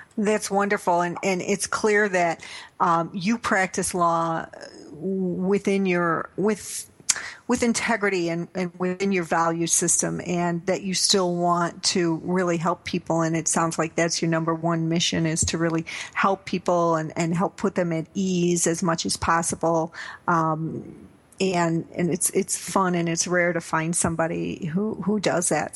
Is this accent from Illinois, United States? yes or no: yes; Naperville, Illinois, United States; my hometown of Naperville, Illinois